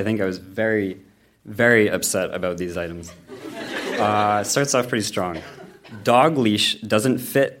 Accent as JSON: {"language": "English", "country": "United States", "said": "I'm from the States, where speaking French might get you a nickname."}